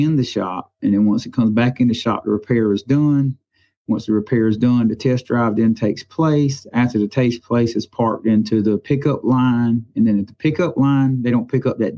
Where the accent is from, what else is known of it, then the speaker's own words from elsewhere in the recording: Florence, South Carolina, United States; also born or lived in Pamlico, South Carolina; I grew up in Florence, South Carolina